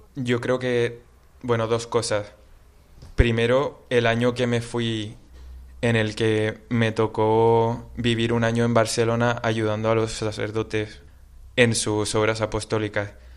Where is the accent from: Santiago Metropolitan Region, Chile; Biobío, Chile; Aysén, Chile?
Santiago Metropolitan Region, Chile; Santiago; moved away as an adult; now in Spain; Yo soy de Santiago de Chile